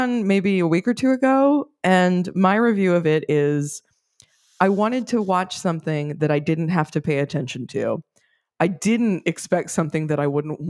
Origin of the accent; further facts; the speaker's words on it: New York City, New York, United States; I mean, live in New York City. I am a born New Yorker. I was born in Manhattan.